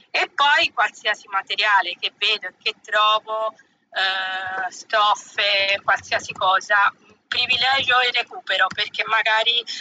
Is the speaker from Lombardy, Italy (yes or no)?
no; Pietrasanta, Tuscany, Italy; vengo, vengo da Pietrasanta, provincia di Lucca, quindi in Toscana.